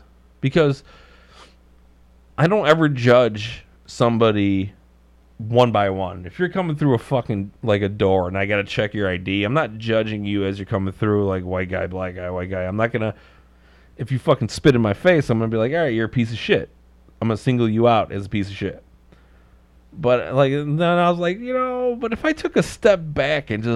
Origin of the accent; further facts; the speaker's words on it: Chicago, Illinois, United States; I grew up in Marquette Park